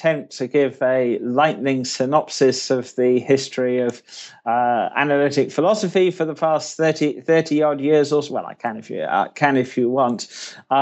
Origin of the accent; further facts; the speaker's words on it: United Kingdom; accent: British; as you can probably tell from my accent, I'm a Brit myself.